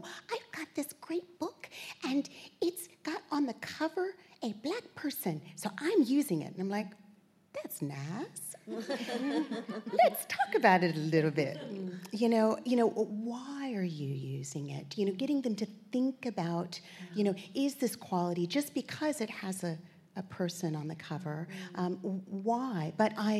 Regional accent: Virginia Beach, Virginia, United States; moved away as an adult; also born or lived in New York; now in Australia; I'm from New York originally, and grew up in Virginia Beach

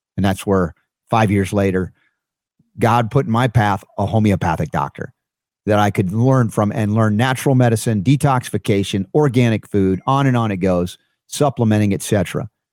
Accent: United States; my first twenty-four years of life as an American

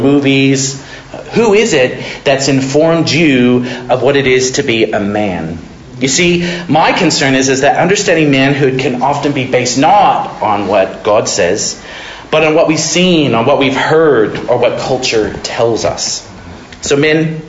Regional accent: Modesto, California, United States; I grew up in Modesto, California

